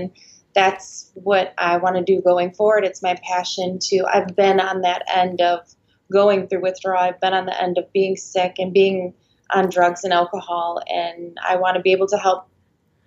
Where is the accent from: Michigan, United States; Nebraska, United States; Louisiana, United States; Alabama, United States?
Michigan, United States; moved away as an adult; now in Clearwater, United States; I am actually from Michigan.